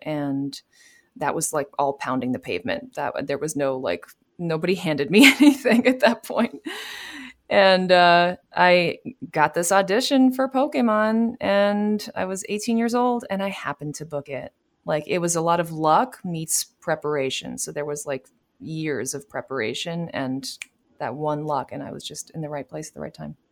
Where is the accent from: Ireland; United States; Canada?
United States; New York City, New York; I am from, uh, New York City, born and raised